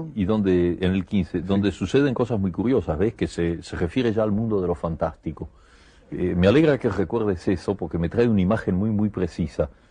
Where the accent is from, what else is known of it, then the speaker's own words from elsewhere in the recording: Argentina; moved away as an adult; also born or lived in Buenos Aires; now in Paris, France; yo estoy muy contento de ser argentino